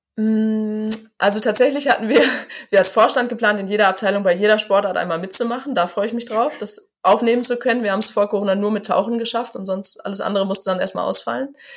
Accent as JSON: {"language": "German", "town": "Gevelsberg", "region": "North Rhine-Westphalia", "country": "Germany", "tie": "born or raised there", "said": "FC Silschede, ein äh, Fußballverein aus meiner Heimatstadt"}